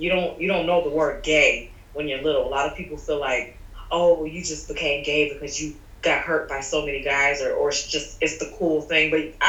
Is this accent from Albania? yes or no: no; Trinidad & Tobago; I grew up strict religious Caribbean background because I'm Trinidadian and Puerto Rican.